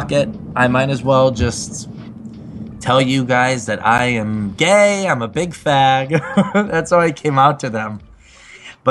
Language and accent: English; Chicago, Illinois, United States; Originally, I'm from the southwest suburbs of Chicago, Illinois